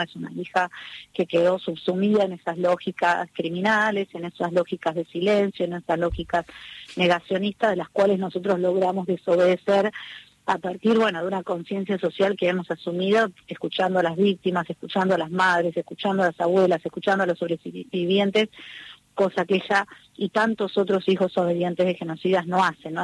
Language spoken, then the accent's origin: Spanish; Argentina; para mí como argentina